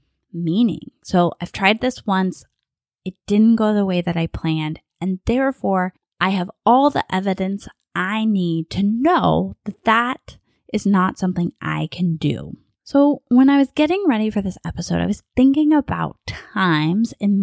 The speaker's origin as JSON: {"language": "English", "town": "Bakersfield", "region": "California", "country": "United States", "tie": "born or raised there", "accent": "a bit of a Southern accent", "moved": "as an adult", "lives_now": "Southern California, United States", "said": "I'm from Bakersfield, which is in Central California."}